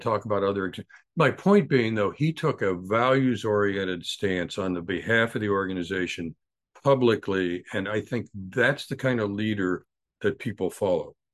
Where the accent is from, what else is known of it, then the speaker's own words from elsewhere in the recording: United States; I'm an American